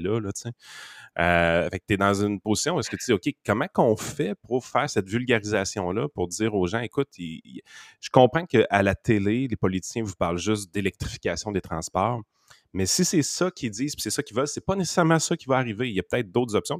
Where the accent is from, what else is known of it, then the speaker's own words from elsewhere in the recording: Quebec, Canada; je sais qu'on est Québécois, et qu'on n'est pas Canadien